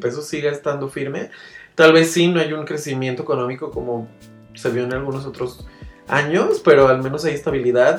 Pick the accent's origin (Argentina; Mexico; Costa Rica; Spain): Mexico